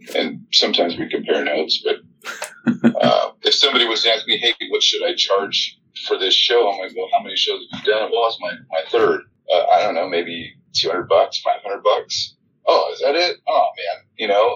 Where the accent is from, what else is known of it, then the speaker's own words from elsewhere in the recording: California, United States; now in Georgia, United States; I'm from California